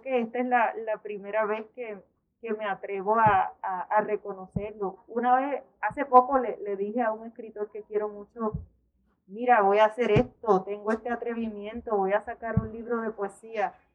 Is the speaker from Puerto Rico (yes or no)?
yes; Puerto Rico; en nuestra crianza, eh, como puertorriqueños, como caribeños